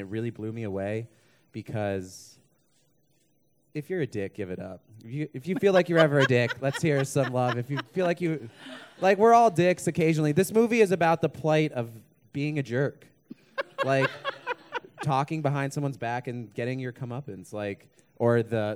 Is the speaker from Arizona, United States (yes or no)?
yes; Arizona, United States; now in New York, United States; I am also from New York by way of Arizona